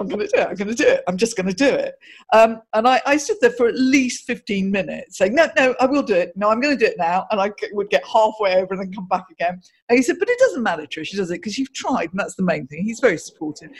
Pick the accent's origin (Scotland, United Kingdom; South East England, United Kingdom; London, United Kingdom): South East England, United Kingdom; Guildford; I grew up in Guildford